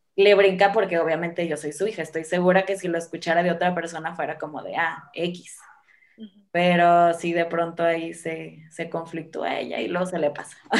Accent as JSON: {"language": "Spanish", "town": "Guamúchil", "region": "Sinaloa", "country": "Mexico", "moved": "as an adult", "lives_now": "Guadalajara, Mexico", "said": "yo soy de un lugar que se llama Guamuchi, que es un, una ciudad súper chiquita en Sinaloa"}